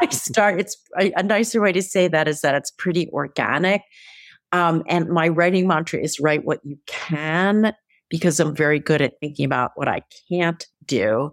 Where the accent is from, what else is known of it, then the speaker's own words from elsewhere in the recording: Philadelphia, Pennsylvania, United States; Philadelphia is my hometown